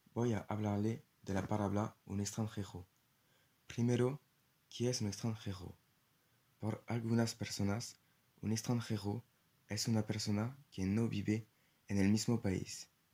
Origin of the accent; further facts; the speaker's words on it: French Guiana; Spanish is a second language; moved away; soy francés y no solo europeo, sino también eh, sudamericano porque nació en Guyana francesa